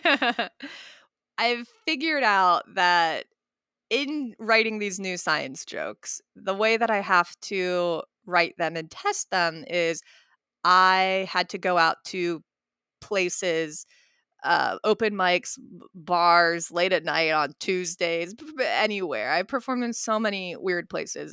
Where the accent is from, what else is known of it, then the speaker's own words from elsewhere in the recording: West Virginia, United States; growing up as a Indian American in West Virginia